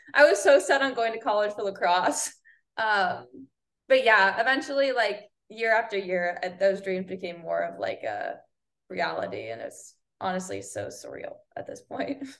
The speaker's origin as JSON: {"language": "English", "region": "Northeast", "country": "United States", "tie": "born or raised there", "moved": "as an adult", "lives_now": "Florida, United States", "said": "I'm born and raised in Northeast."}